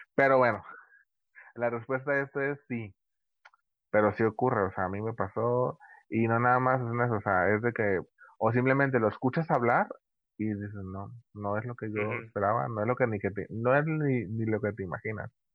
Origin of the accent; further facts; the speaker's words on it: Tepic, Nayarit, Mexico; yo estoy aquí en mi ciudad natal, mi querido Tepic.